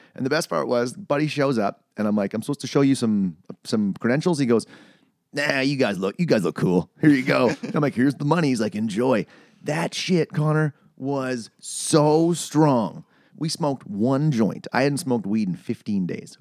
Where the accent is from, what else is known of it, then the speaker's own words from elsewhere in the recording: Canada; as a Canadian